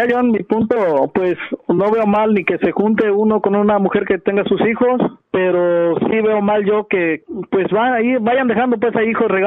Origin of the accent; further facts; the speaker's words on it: Nayarit, Mexico; Yo soy de Nayarit, ah, de, México.